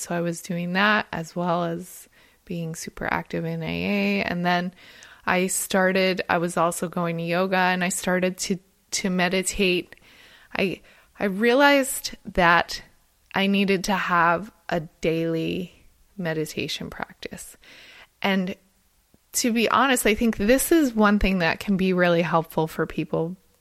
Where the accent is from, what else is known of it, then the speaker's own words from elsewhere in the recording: New Jersey, United States; moved away as an adult; also born or lived in Monterey Bay, California; I'm originally from New Jersey